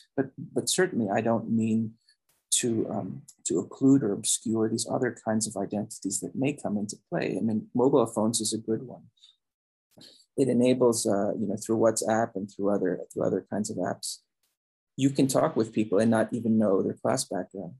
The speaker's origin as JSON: {"language": "English", "country": "Philippines", "tie": "born or raised there", "moved": "yes", "lives_now": "United States", "said": "I was born in the Philippines, I grew up there."}